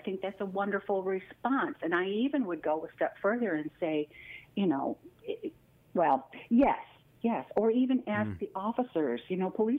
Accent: Midwest, United States; I'm a Midwesterner. And also, I mean, mine would have been in the 60s and 70s.

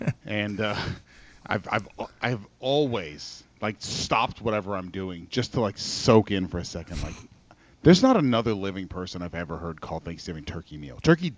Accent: Florida, United States; when I was growing up in Florida

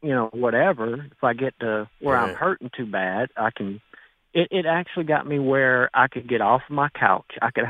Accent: New Orleans, Louisiana, United States; now in Tennessee, United States; I'm from New Orleans, grew up down there.

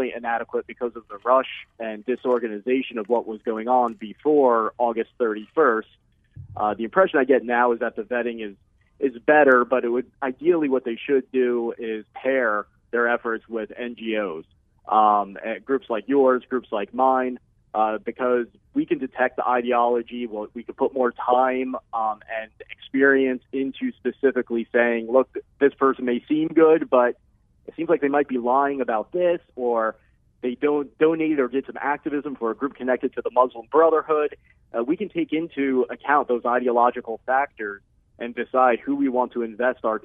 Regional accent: United States; as an American

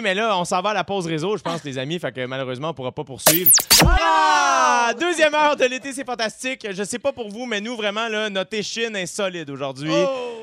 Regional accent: Repentigny, Quebec, Canada; je viens de Repentigny.

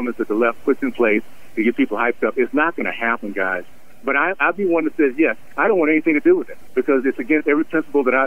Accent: Columbus, Ohio, United States; I was born in Columbus.

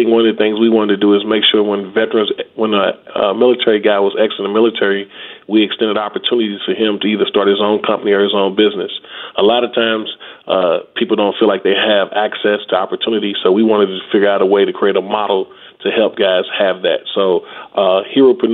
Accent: Louisville, Kentucky, United States; I'm originally from Louisville, Kentucky

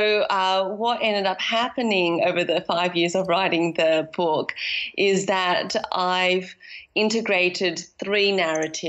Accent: Australia; moved away as an adult; also born or lived in London / Shanghai; deciding to moved to London as a young adult after growing up in Australia

